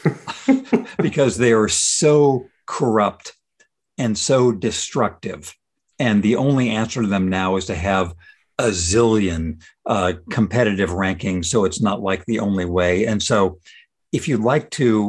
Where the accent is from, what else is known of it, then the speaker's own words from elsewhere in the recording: Ozark, California, United States; I grew up in Ozark, California